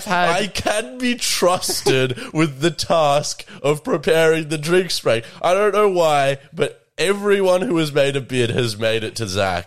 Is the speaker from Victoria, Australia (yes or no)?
yes; Colac, Victoria, Australia; From my hometown of Colac.